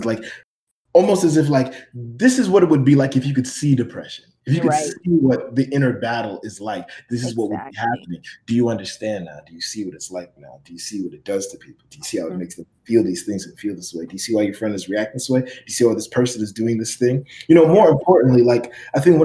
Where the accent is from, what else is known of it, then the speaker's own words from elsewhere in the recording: Miami, Florida, United States; growing up in Miami